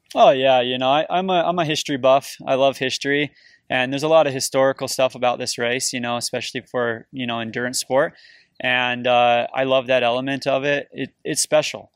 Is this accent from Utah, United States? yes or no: yes; St. George, Utah, United States; now in Cedar City, United States; I grew up in Southern Utah, in Saint George, Utah. I live in Cedar City, Utah now.